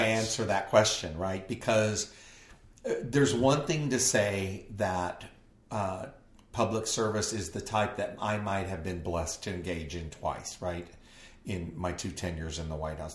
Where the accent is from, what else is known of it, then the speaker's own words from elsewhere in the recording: southern tip of Texas, United States; I was from Texas in the southern southern tip of Texas